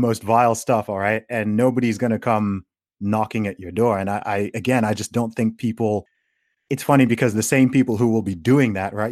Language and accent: English; Saudi Arabia; moved away; I grew up in Saudi Arabia